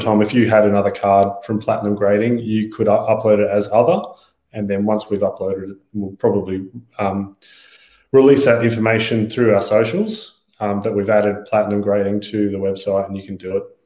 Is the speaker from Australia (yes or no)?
yes; Australia; we're Australian